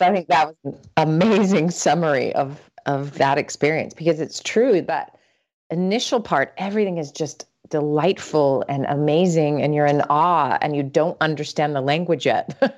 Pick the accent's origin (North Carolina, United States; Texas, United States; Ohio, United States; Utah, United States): Utah, United States; Salt Lake City; moved away as an adult; also born or lived in Vermont / Atlanta, Georgia / Sweden; now in Minnesota, United States; I was born and raised in Salt Lake City